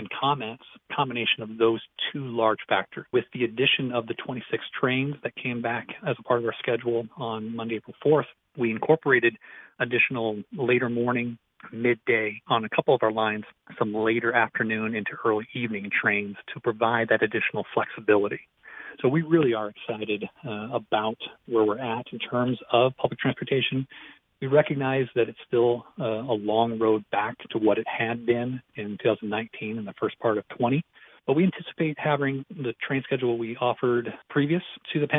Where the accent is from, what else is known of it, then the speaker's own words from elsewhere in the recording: Midwest, United States; also born or lived in Inland Empire, California; now in California, United States; I grew up in the Midwest, did not use public transportation, moved to California, still drove.